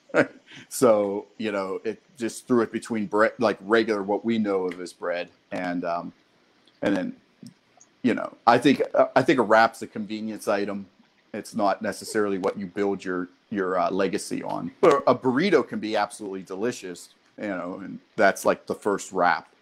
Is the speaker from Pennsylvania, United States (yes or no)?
yes; Pittsburgh, Pennsylvania, United States; moved away; also born or lived in California / New York; I grew up in Pittsburgh